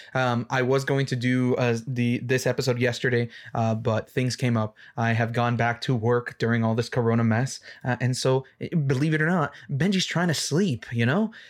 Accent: Mexico; first language English; I'm Mexican

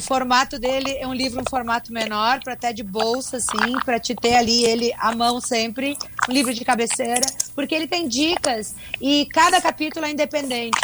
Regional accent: South Region, Brazil; eu sou do Sul

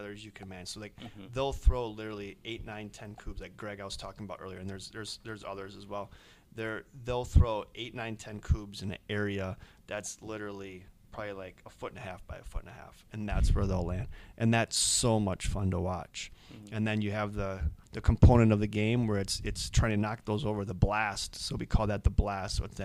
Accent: Rockford, Illinois, United States; now in Eau Claire, United States; we were back in my hometown

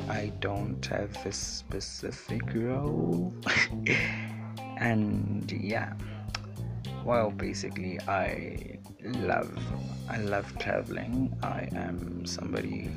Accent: South Africa; I am a choppy, which is a culture from Mozambique, but I was born here in South Africa

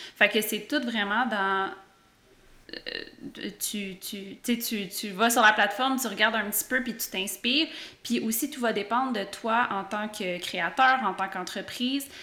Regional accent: Quebec, Canada; en tant que Québécois

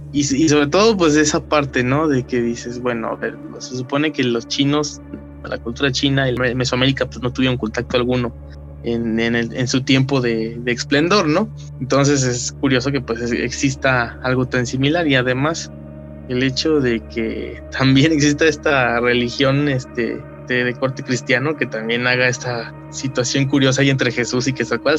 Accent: Mexico; nos identifica como mexicanos

